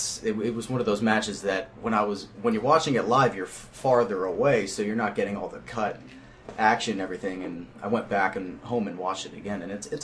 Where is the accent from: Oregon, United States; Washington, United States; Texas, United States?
Texas, United States; Houston; also born or lived in New York / Los Angeles; I was born in New York, and I spent a couple years in Los Angeles, but Houston, I moved there when I was 10, and then all the way through when I was 18.